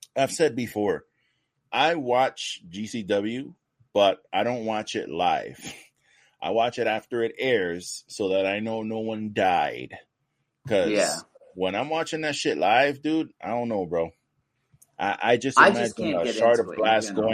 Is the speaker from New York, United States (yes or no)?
yes; New York, United States; I'm from New York